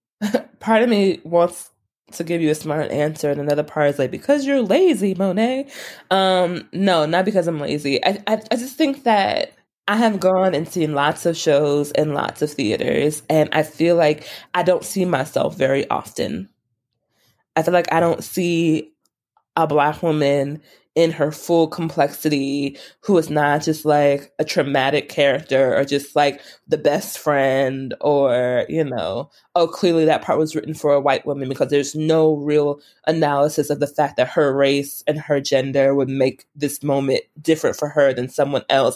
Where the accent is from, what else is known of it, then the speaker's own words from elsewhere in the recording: New York, United States; moved away; I'm from New York.